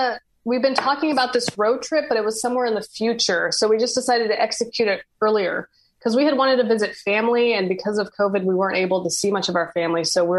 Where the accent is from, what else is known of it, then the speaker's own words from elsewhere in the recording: California, United States; also born or lived in Texas / Houston; I was born in Texas, and then I moved to California. I lived most of my younger life in California. And then I moved to Texas for college, where I lived most of my adult life. For like 13 years, I was in Houston.